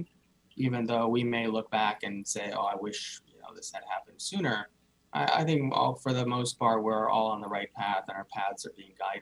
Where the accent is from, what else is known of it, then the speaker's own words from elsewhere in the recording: India; I was born in India, I grew up in a traditional Indian family